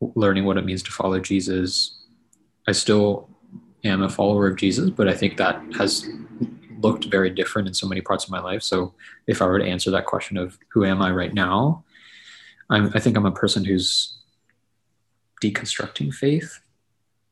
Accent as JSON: {"language": "English", "town": "Quincy", "region": "Massachusetts", "country": "United States", "tie": "born or raised there", "moved": "as an adult", "lives_now": "St. Louis, United States", "said": "I was born in Quincy, Massachusetts. So it was like near Boston, and lived in the Boston area my whole life leading up to college"}